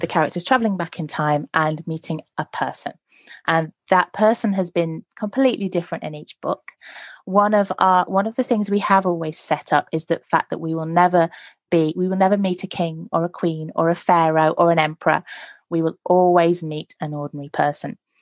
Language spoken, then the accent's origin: English; Nottinghamshire, East Midlands, United Kingdom; I grew up in Nottinghamshire